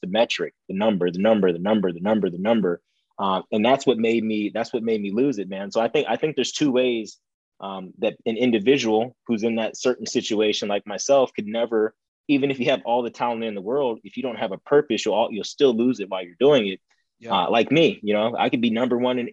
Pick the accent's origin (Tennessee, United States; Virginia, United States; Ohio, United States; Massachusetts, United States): Ohio, United States; moved away; this was back in Ohio. You know, we're in Ohio.